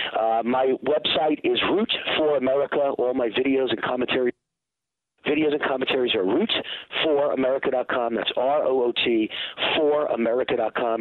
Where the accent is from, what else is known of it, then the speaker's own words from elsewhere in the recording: Mount Vernon, New York, United States; I'm from New York. I'm from the streets of New York